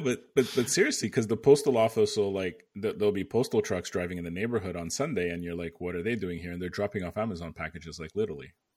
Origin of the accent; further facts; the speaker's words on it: Canada; moved away as an adult; now in United States; I'm Canadian